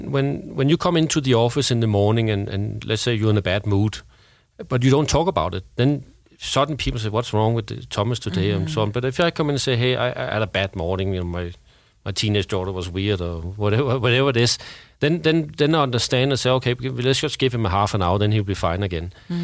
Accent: Denmark; now in Sweden; I remember I came from Denmark and I've been living in Sweden, where you have 1 to 2 years maternity leave, or paternity leave for that matter.

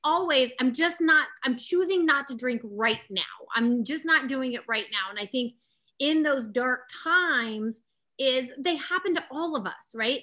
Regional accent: Austin, Texas, United States; I grew up in Austin, Texas

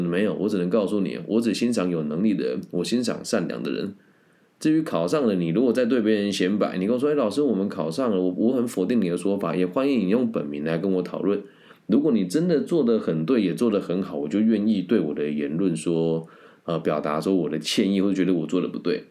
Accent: Taiwan; 我们台湾

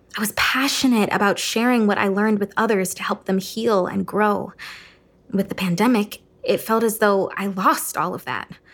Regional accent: Cleveland, Ohio, United States; my hometown, Cleveland, Ohio.

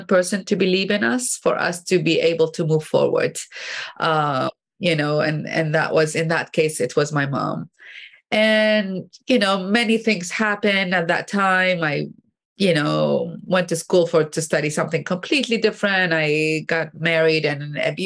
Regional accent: Baghdad, Baghdad Governorate, Iraq; moved away as an adult; now in United States; I grew up in Baghdad, Iraq

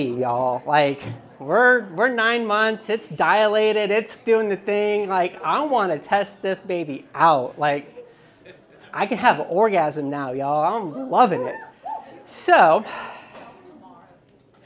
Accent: Dallas, Texas, United States; moved away; also born or lived in Pensacola, Florida; I grew up in Dallas, Texas, and then I lived in Pensacola, Florida.

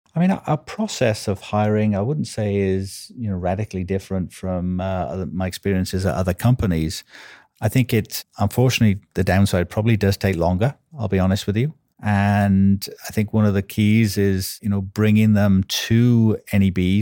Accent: Wales, United Kingdom; accent: Welsh; now in United States; I'm Welsh, as you can probably, uh, may be able to tell from my accent

